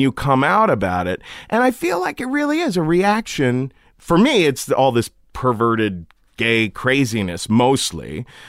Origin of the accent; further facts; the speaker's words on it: Cincinnati, Ohio, United States; I grew up in Cincinnati